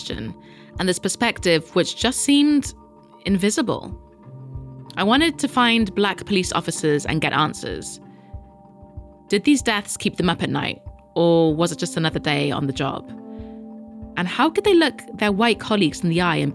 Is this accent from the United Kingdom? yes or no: yes; United Kingdom; us Brits have our own problems